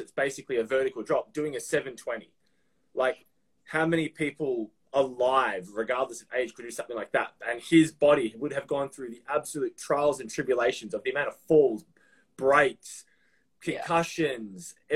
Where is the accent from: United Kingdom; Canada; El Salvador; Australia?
Australia; Melbourne, Victoria; It's like in Australia, the south, Melbourne, where I'm from